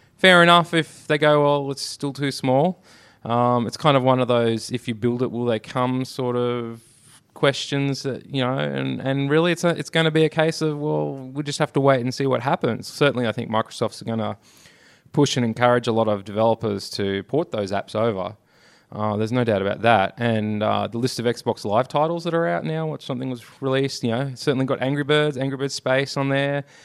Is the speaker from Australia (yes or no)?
yes; Australia; I'm Australian.